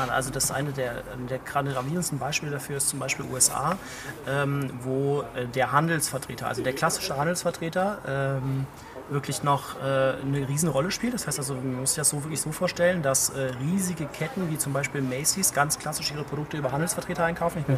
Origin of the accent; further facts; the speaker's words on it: Cologne, North Rhine-Westphalia, Germany; now in Idar-Oberstein, Germany; Also ich komme wirklich aus Köln, ich war sonst eigentlich immer in irgendwelchen Metropolen und Ländern und irgendwie viel unterwegs